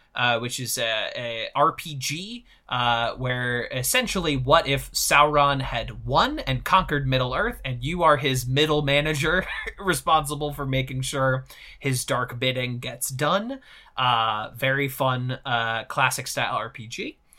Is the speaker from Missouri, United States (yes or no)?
yes; Missouri, United States; I'm from Missouri